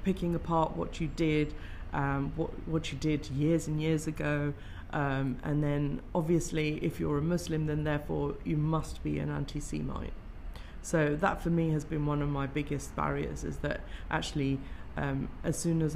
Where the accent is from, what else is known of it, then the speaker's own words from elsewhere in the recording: Greenford, London, United Kingdom; growing up in Greenford, we had a lot of the, at that time, we had skinheads who used to hang